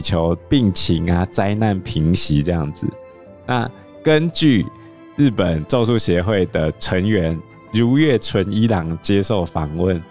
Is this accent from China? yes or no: no; Taiwan; 我们台湾人